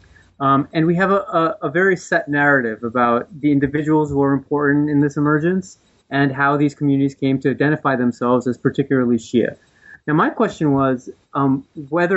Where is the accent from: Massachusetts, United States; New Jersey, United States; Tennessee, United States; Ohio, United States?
New Jersey, United States; I'm from the East Coast. I was raised in New Jersey